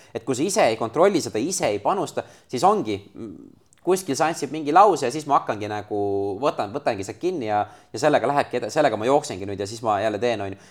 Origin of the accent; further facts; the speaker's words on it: Estonia; ma olen Eestist